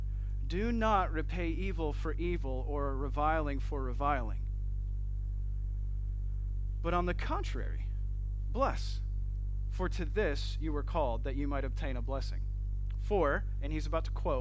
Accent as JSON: {"language": "English", "town": "Flint", "region": "Michigan", "country": "United States", "said": "I'm from Flint, Michigan."}